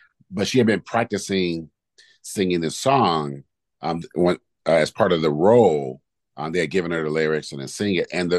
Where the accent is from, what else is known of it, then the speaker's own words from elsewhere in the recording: Oakland, California, United States; when I was a kid growing up in Oakland